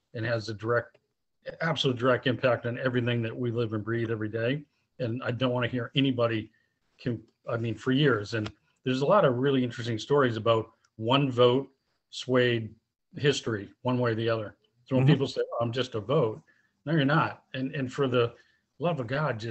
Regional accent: outside of Boston, Massachusetts, United States; Massachusetts, outside of Boston

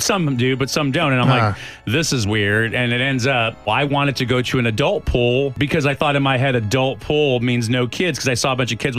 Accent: El Paso, Texas, United States; moved away; I grew up Catholic in El Paso.

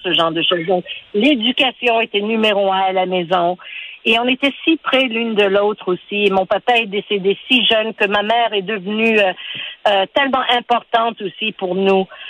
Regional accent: Montreal, Quebec, Canada; French is a second language; je suis née ici à Montréal

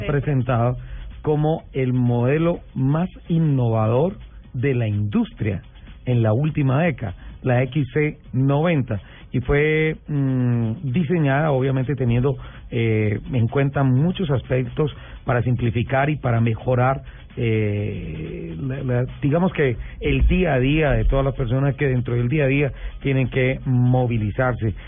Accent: Colombia; soy colombiano

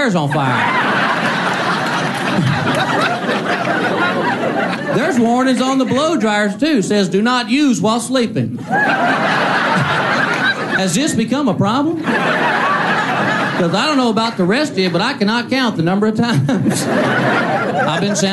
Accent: Texas, United States; moved away as an adult; I'm originally from Texas. I was born. I like being from there. I like being from Texas because you grow up with their little Texas sayings.

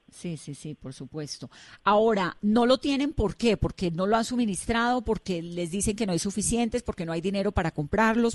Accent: Colombia; uno como colombiano

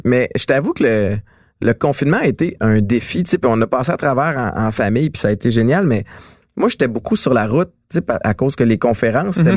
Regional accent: Montreal, Quebec, Canada; j'ai grandi à Antique, Montréal-Nord.

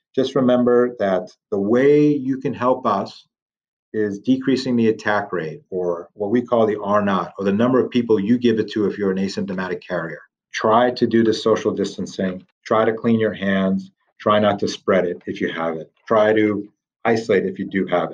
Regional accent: Italy; moved away; I'm from Italy originally

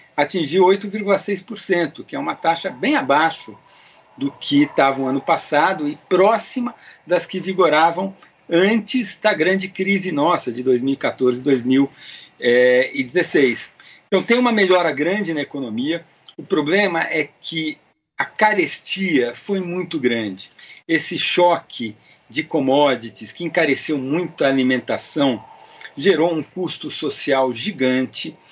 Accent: Brazil; Nós, não somos Argentina, nós não somos Venezuela, até porque a gente tem origem portuguesa

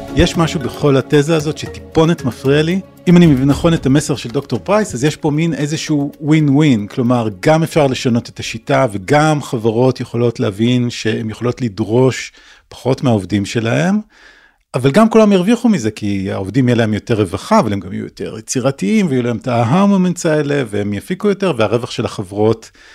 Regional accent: Israel; לנו כישראלים

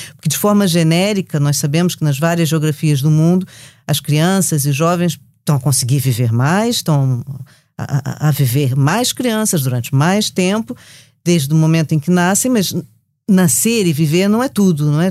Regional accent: Brazil; accent: Brazilian; como vocês já perceberam pelo meu sotaque

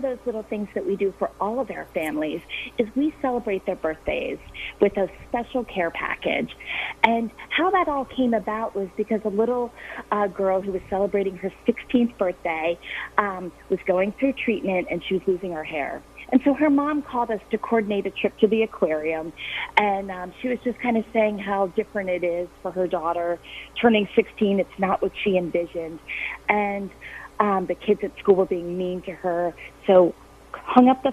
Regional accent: Harford County, Maryland, United States; growing up in Harford County

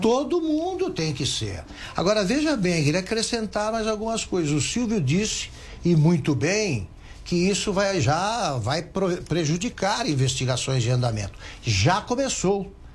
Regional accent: Taquaritinga, São Paulo, Brazil; numa cidade como Taquaritinga, onde eu nasci

